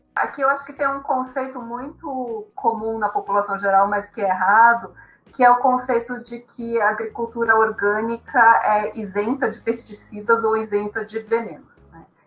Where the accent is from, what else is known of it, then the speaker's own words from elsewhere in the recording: Brazil; eu sou brasileira, eu comi arroz e feijão a minha vida toda